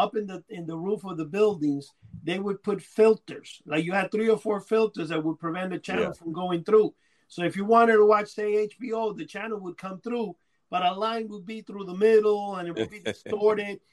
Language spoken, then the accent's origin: English; New York City, New York, United States; also born or lived in Cuba; in Upper Manhattan in the area I grew up in, Washington Heights